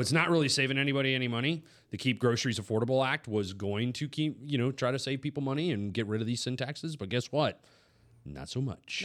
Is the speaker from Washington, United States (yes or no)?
yes; Washington, United States; moved away; I'm originally from Washington